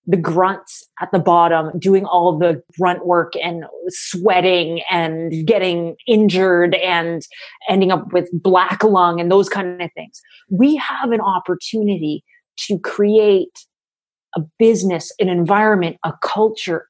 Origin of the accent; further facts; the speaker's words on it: Canada; I'm a Canadian